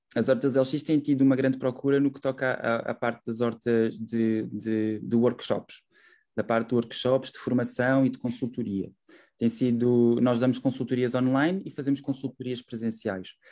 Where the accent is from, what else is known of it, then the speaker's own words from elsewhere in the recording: Setúbal, Portugal; also born or lived in Coimbra; eu nasci em Setúbal, tenho 30 anos